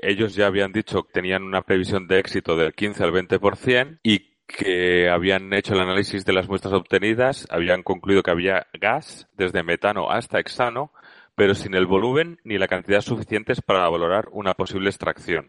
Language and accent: Spanish; Spain; desde España hoy como español